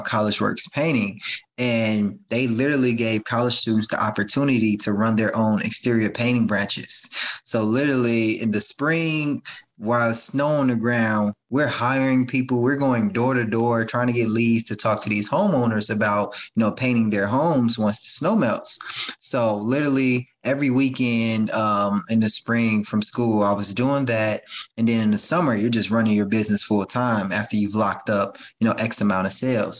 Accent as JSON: {"language": "English", "town": "Chicago", "region": "Illinois", "country": "United States", "tie": "born or raised there", "said": "I grew up in the South suburbs of Chicago"}